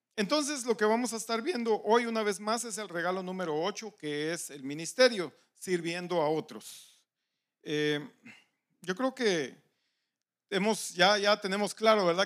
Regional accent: Guatemala; moved away; los que somos de Guatemala

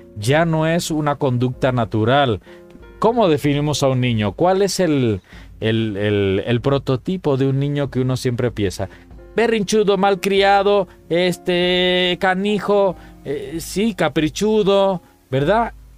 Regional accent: Cuba; moved away; cuando era niño en Cuba

